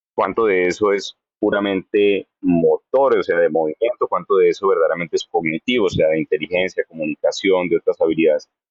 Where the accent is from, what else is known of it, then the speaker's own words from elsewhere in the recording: Bogotá, Colombia; moved away as an adult; also born or lived in Cincinnati, Ohio / Texas / Florida; now in Hollywood, Florida, United States; Soy lo que llamarían rolo de puro Bogotá